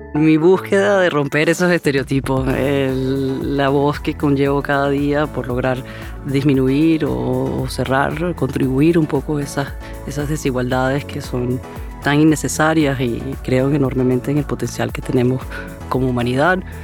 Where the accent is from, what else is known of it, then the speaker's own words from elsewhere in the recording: Venezuela; soy de Venezuela